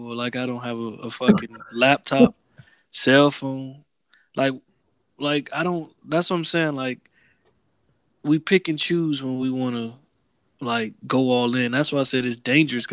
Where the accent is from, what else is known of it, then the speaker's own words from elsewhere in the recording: the South, United States; moved away; as a Southerner